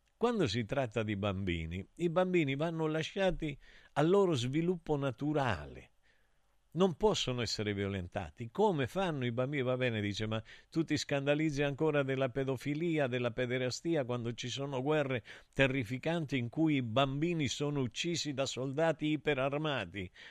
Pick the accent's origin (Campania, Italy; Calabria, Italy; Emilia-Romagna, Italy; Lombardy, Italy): Calabria, Italy; Santa Cristina d'Aspromonte; Io sono nato a Santa Cristina da Spromonte